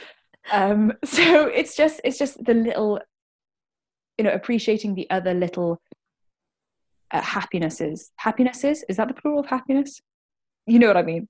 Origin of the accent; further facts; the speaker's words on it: Cardiff, Wales, United Kingdom; I am born and bred in Cardiff, so I'm a Welsh one.